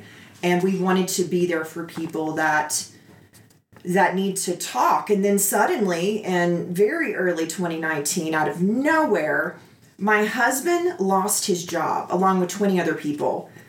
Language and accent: English; the South, United States; I'm from the South, and there are parts of the South that are very clannish, but family.